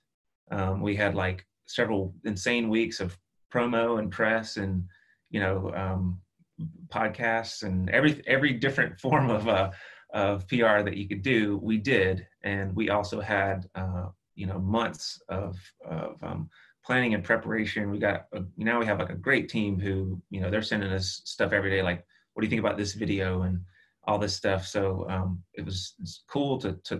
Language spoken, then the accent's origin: English; Tennessee area, South Carolina, United States; We're country kids from South Carolina, Tennessee area